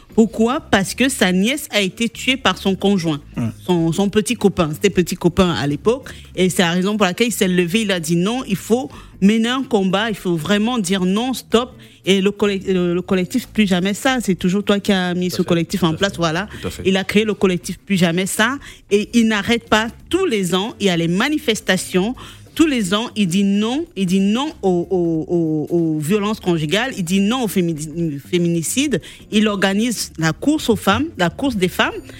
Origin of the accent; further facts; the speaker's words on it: Senegal; chez nous en Afrique, bon, au Sénégal